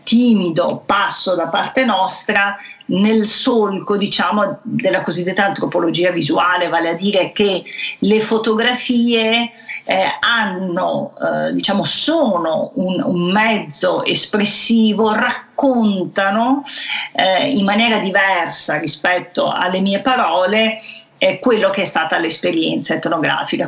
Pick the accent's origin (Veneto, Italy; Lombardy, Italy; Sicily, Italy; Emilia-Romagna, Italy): Veneto, Italy; Venice; accent: Venetian; il cui dialetto, la cui cadenza mi è particolarmente familiare perché assomigliano molto alla mia che sono nata eh, a Venezia